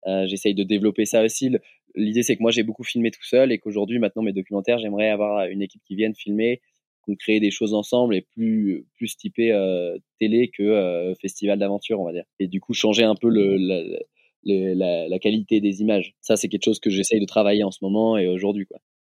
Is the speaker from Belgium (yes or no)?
no; Lyon, Auvergne-Rhône-Alpes, France; Je suis originaire de Lyon